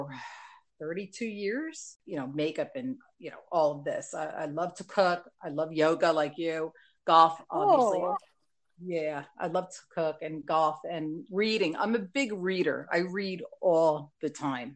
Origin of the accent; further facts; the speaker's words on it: New Jersey, United States; accent: NJ; my whole life, I'm from Jersey.